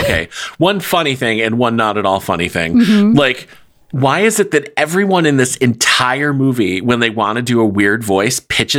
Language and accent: English; Hastings, New York, United States; moved away; also born or lived in Central Square, New York / Wisconsin; I am from Hastings, New York.